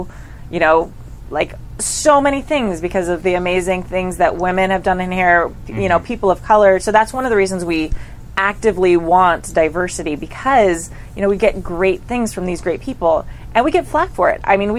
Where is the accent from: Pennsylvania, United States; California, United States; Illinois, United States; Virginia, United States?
California, United States; I'm super Californian